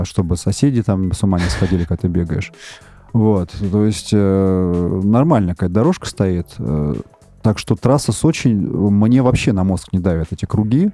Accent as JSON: {"language": "Russian", "region": "Moscow", "country": "Russia", "tie": "born or raised there", "said": "я э, родился и вырос в Москве, работаю здесь"}